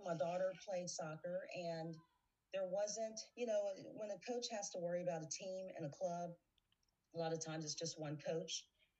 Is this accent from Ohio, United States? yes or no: yes; Cincinnati, Ohio, United States; moved away as an adult; also born or lived in Pittsburgh, Pennsylvania; now in Indianapolis, United States; Born, grew up in Cincinnati, Ohio.